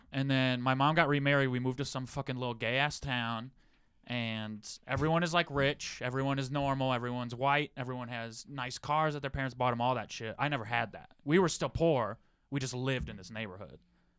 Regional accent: Michigan, United States; I grew up in Michigan?

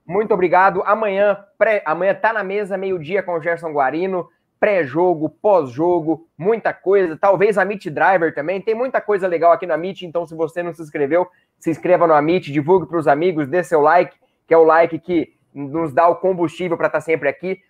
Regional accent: Jandaia do Sul, Paraná, Brazil; A gente é do Paraná, eu sou de Jandaia do Sul e o Léo é de Maringá

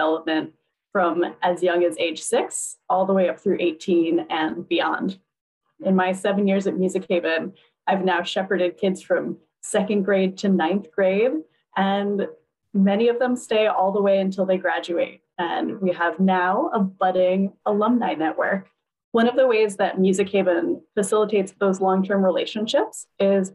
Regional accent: Upper Arlington, Ohio, United States; moved away as an adult; also born or lived in Cleveland, Ohio / Providence, Rhode Island; now in New Haven, United States; I grew up in Upper Arlington, which was a predominantly white suburb of Columbus, Ohio

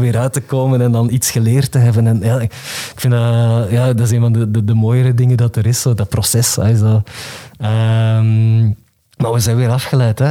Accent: the Kempen, Flanders, Belgium; ik ben van de Kempen.

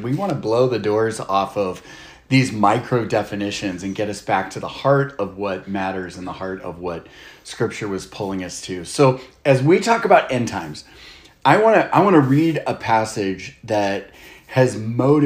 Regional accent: Texas, United States; I grew up in Texas

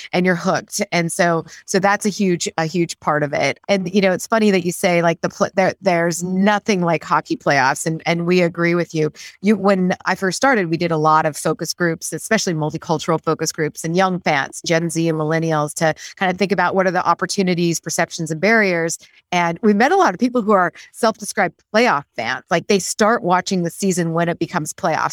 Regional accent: Great Falls, Montana, United States; I grew up in Great Falls, Montana

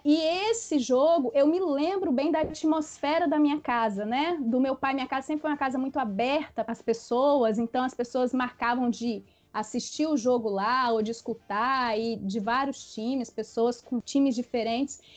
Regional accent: Espírito Santo, Brazil; eu sou do Espírito Santo, sou capixaba

